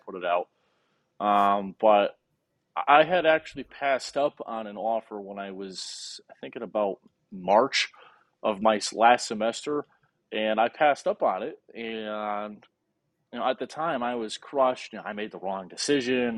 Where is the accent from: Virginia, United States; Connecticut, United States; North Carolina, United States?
Connecticut, United States; moved away as an adult; now in Paducah, United States; in Connecticut yeah. where I grew up